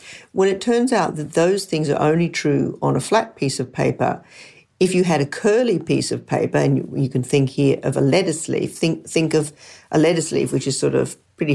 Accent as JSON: {"language": "English", "town": "Brisbane", "region": "Queensland", "country": "Australia", "tie": "born or raised there", "said": "we grew up in Brisbane, Australia, which is the state where the Great Barrier Reef is."}